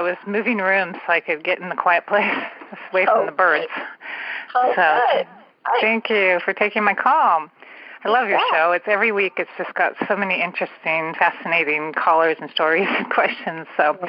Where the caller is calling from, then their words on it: San Francisco Bay Area, California, United States; I am calling from the San Francisco Bay Area